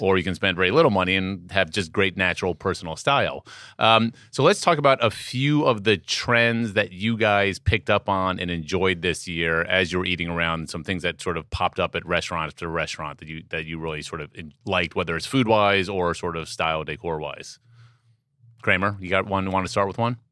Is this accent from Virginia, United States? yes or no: no; Washington, District of Columbia, United States; moved away; Washington D.C. That's correct. My hometown